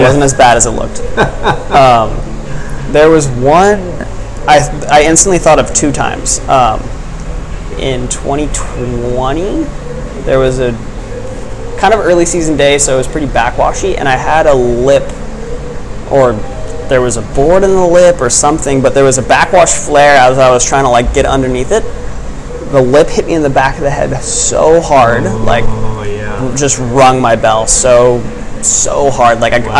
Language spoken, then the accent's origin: English; Kauai, Hawaii, United States; now in California, United States; return to Kauai, I would just feel like I needed something else.